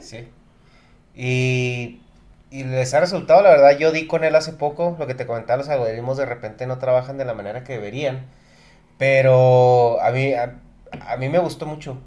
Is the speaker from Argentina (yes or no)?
no; Chihuahua, Mexico; somos de Chihuahua